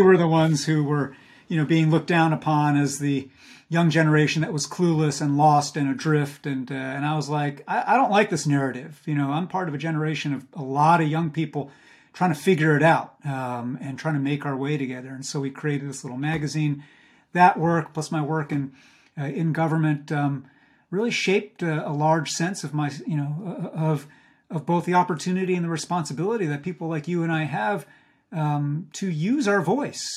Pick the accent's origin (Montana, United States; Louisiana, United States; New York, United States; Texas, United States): New York, United States; Hudson Valley, outside Poughkeepsie; I grew up in the Hudson Valley of New York, uh, which you also know well, outside of Poughkeepsie